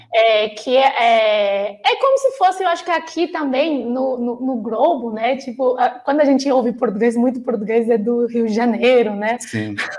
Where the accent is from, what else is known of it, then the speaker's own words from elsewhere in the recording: China; Portuguese is a second language; moved away as an adult; also born or lived in Beijing; now in São Paulo, Brazil; eu saí de Pequim, que é norte, o inverno na China é bem seco